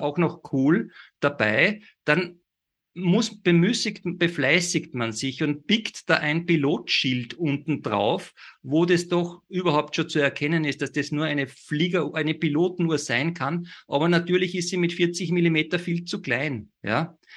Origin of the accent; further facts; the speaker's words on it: Salzburg, Austria; ich gebürtiger Salzburger bin